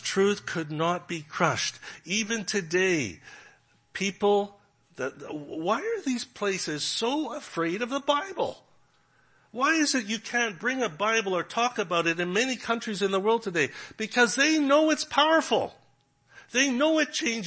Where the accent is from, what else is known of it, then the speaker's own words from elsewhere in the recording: Canada; moved away; also born or lived in Regina, Saskatchewan; I'm from Canada